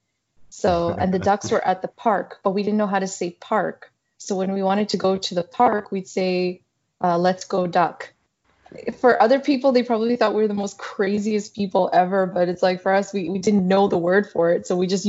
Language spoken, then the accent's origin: English; Saskatchewan, Canada; born or raised there; moved away as an adult; also born or lived in South Sudan / Uganda; now in Toronto, Canada